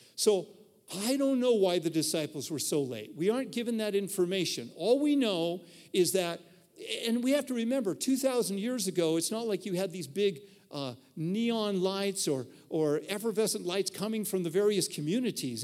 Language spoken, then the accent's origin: English; Reno, Nevada, United States; where I grew up in Reno